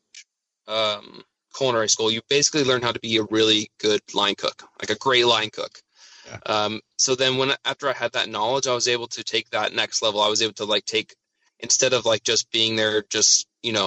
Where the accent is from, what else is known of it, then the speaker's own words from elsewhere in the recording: Spokane, Washington, United States; also born or lived in Seattle; So I grew up in Spokane. This is Yeah, and I've pretty much lived here my whole life